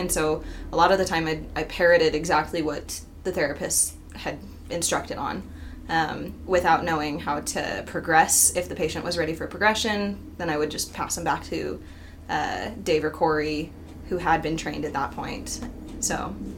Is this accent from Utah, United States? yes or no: yes; Utah, United States; I am also from Utah